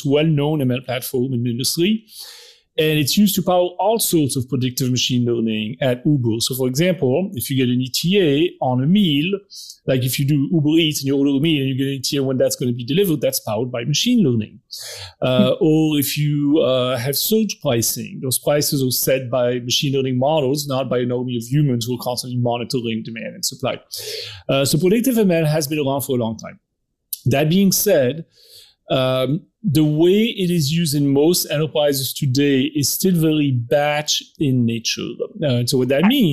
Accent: Belgium; I'm from Belgium, so I have that weird French-Dutch

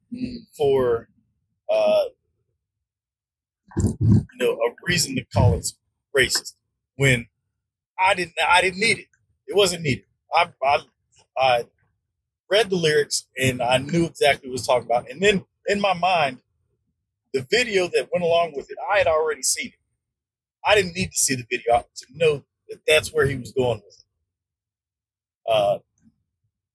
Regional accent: the South, United States; I'm from the South.

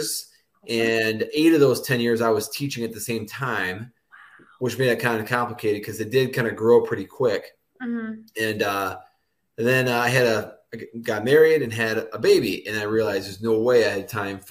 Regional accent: Michigan, United States; I'm from Michigan, and I grew up like a hour north of Metro Detroit area out in a little small town

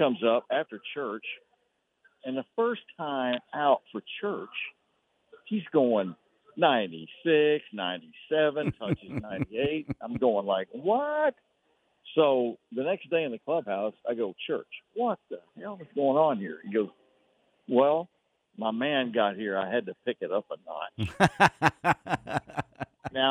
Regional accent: Fairfield, Texas, United States; also born or lived in Waco, Texas; I was raised over in Fairfield

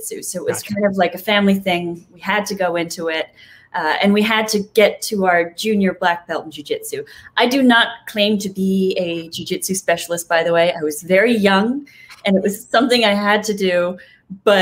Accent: Toronto, Ontario, Canada; now in Los Angeles, United States; Right now I'm in Los Angeles, but I am Canadian. So my original hometown was in the suburbs of Toronto.

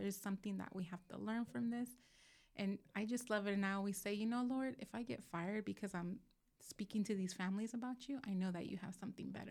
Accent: Moreno Valley, California, United States; also born or lived in Los Angeles County, California; I grew up in South Dalmani until, which is L A County, wi-, until I was, like, eleven, and then the rest of my life I've lived in Moreno

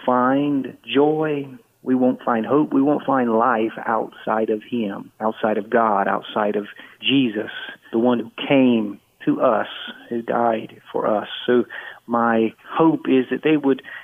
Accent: Tennessee, United States; I grew up in Tennessee

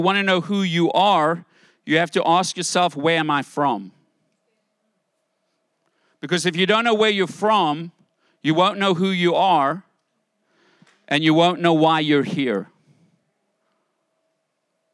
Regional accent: United States; I'm American

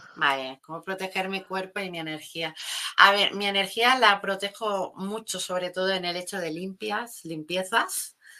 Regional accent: Catalonia, Spain; me sentía como como en plan de apoyar los de mi tierra, los de mi zona

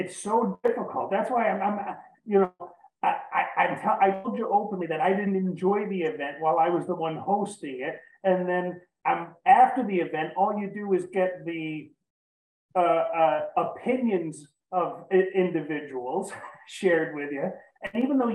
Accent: New York, United States; I'm from New York

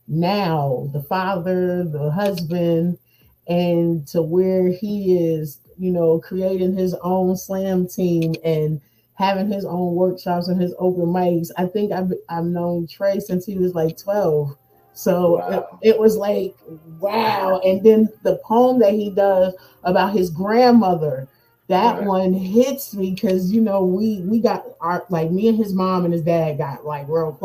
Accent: New Jersey, United States; It's like nobody wanted to hire me because I came from New Jersey.

